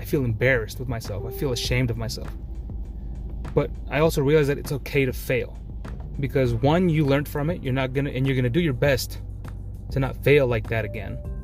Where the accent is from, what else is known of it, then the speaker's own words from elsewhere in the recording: Maryland, United States; I'm from Maryland. You know, I was born and raised here